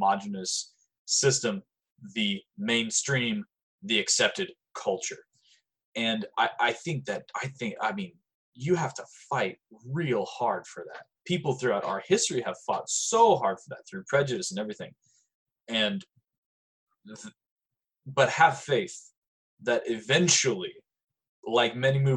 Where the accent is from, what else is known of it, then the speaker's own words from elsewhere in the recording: United States; I was fucking born here